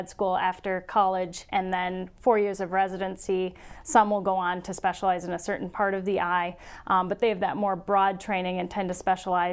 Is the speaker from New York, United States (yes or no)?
no; Sioux Falls, South Dakota, United States; I'm in Sioux Falls, South Dakota, and I'm originally from Sioux Falls, so I'm very happy to be back home.